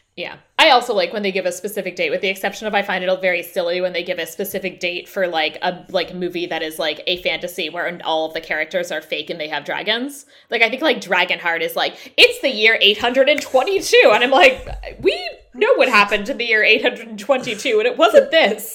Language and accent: English; United States; as an American living uh, in the years after the, pu, after the Trump presidency